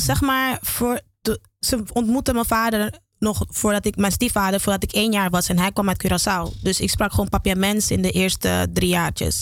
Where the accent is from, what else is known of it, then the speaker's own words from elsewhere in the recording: Amsterdam, North Holland, Netherlands; also born or lived in Geleen / Dominican Republic; ik ben in Geleen geboren. En ik ben opgegroeid in Amsterdam